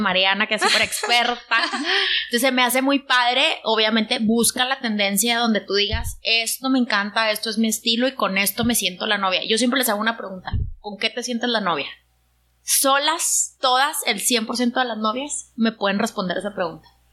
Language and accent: Spanish; Monterrey, Nuevo León, Mexico; yo soy de Monterrey